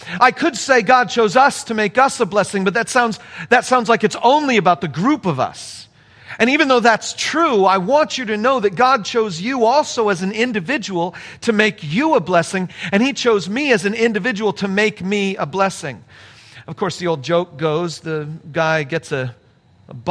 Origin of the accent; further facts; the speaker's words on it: United States; us as American Christians